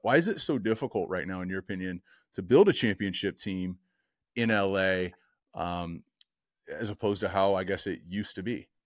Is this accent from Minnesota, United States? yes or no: no; Orange County, California, United States; growing up in Orange County playing quarterback